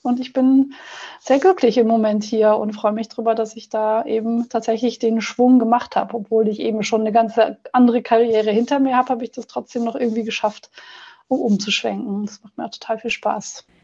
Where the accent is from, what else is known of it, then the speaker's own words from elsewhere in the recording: Germany; moved away as an adult; also born or lived in Netherlands / England; now in Austria; ich bin in Deutschland zur Schule gegangen